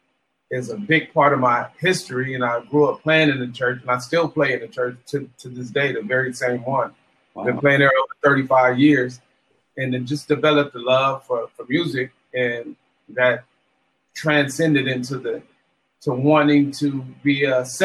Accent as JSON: {"language": "English", "town": "Los Angeles", "region": "California", "country": "United States", "tie": "born or raised there", "said": "I grew up in Watts, California, in Los Angeles."}